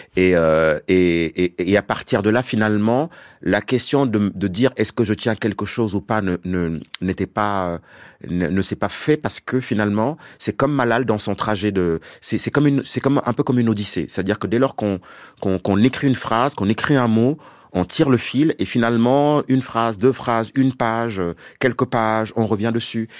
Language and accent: French; Senegal; je viens du Sénégal